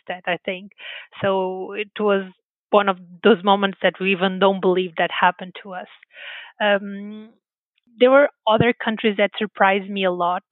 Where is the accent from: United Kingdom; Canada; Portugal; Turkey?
Portugal; Porto, Norte; English is a second language; moved away as an adult; also born or lived in California; a girl that grew up in a small town in Porto